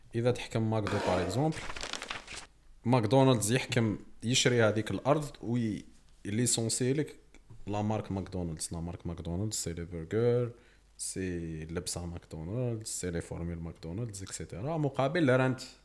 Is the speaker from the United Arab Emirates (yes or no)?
no; Algeria; احنا جزائريين